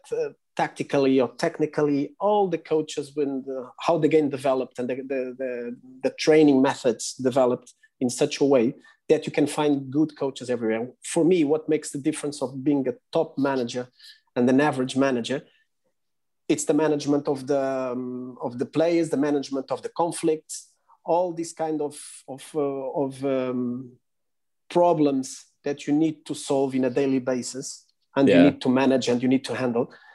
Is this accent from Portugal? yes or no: yes; Portugal; born or raised there; English is a second language; moved away as an adult